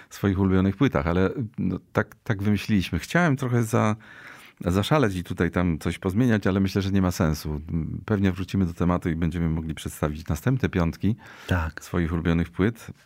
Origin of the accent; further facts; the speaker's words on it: Głowno, Łódź Voivodeship, Poland; A pochodzę z Głowna, takiej miejscowości, kiedy się mówiło Głowno koło Łodzi, potem Głowno koło Łowicza, teraz mówi się Głowno koło Strykowa, bo tam jest Krzyżówka Autostrad.